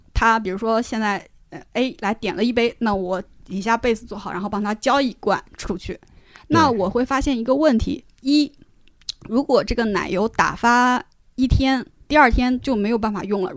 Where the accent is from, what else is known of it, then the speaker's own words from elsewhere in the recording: Shanxi, China; 我作为一个山西人